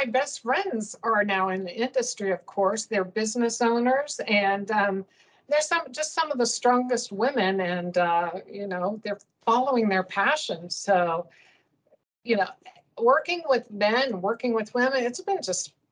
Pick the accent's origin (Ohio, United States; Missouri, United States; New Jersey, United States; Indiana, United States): Indiana, United States; now in Arizona, United States; I grew up in Indiana and I grew up in the country.